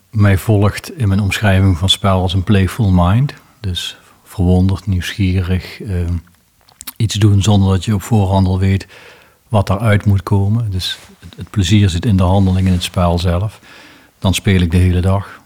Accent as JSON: {"language": "Dutch", "region": "South Limburg", "country": "Netherlands", "said": "bij ons in Zuid-Limburg"}